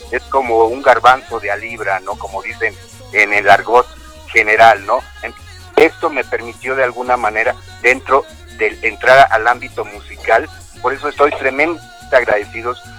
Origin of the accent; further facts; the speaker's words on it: Veracruz, Mexico; yo en la ciudad de Veracruz, soy jarocho, hombre.